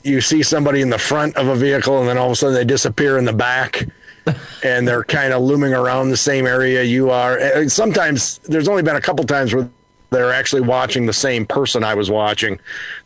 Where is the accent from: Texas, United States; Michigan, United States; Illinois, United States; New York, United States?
Michigan, United States; Essexville; where we grew up in Essexville